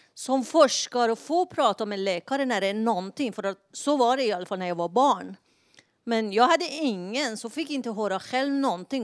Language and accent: Swedish; Iran; now in Sweden; jag kommer från Iran